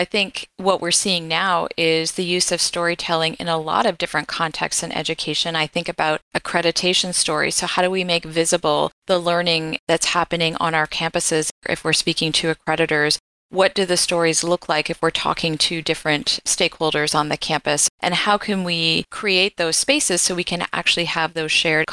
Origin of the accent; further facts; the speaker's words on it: Canada; I'm Canadian